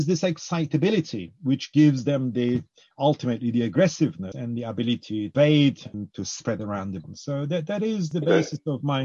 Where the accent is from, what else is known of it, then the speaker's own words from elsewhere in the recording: Cyprus; now in United Kingdom; I grew up in Cyprus